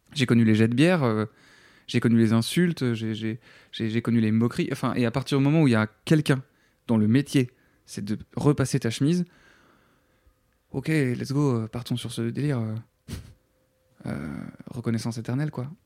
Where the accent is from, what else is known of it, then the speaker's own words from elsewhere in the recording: Namur, Wallonia, Belgium; moved away; also born or lived in Paris, France; en tant que Belge, tu quittes ton pays